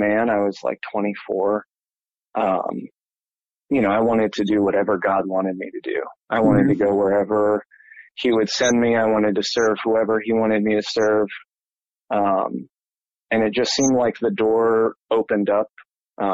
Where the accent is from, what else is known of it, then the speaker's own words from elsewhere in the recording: Toledo, Ohio, United States; moved away as an adult; also born or lived in Cincinnati, Ohio; I'm originally from Toledo, Ohio.